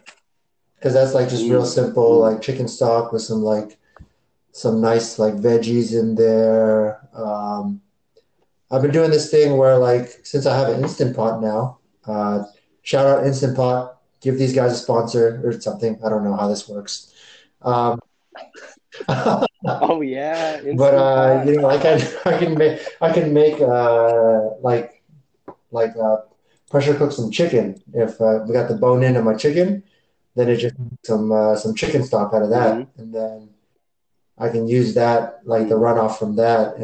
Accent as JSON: {"language": "English", "town": "San Francisco", "region": "California", "country": "United States", "moved": "yes", "said": "we're from San Francisco, like it doesn't really get that much more Asian than that in America"}